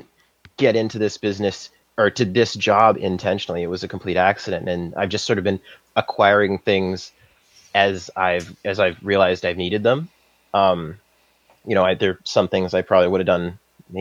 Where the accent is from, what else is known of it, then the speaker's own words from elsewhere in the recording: Saskatchewan, Canada; moved away as an adult; now in Vancouver, Canada; I'm from Saskatchewan, and I studied mechanical engineering at the University of Saskatchewan